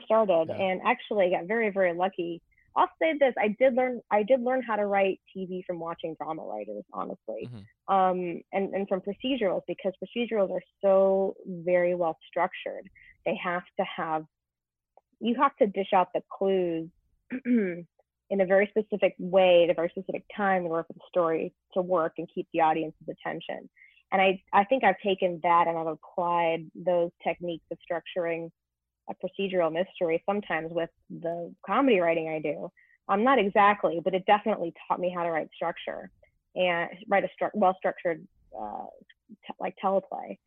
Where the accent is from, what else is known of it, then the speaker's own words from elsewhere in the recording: Santa Clarita, California, United States; Santa Clarita, is a really weird little place, 40 minutes north of Los Angeles.